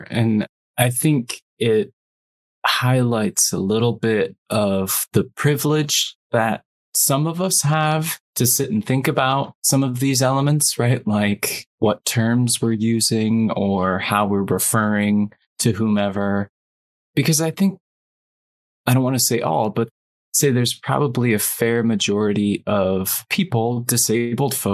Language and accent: English; United Kingdom; yeah, and of course yeah, I grew up in Britain